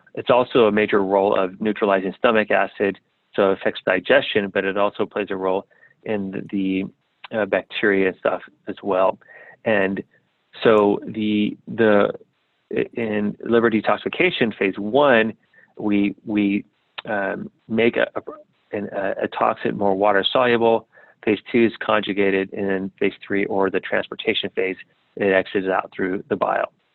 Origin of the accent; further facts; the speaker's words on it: San Diego, California, United States; also born or lived in South America; I grew up in San Diego